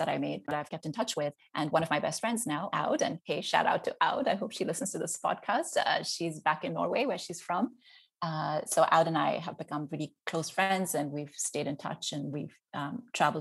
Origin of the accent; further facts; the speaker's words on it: Mumbai, Maharashtra, India; moved away as an adult; also born or lived in Eugene, Oregon; now in California, United States; I grew up in Bombay, in India.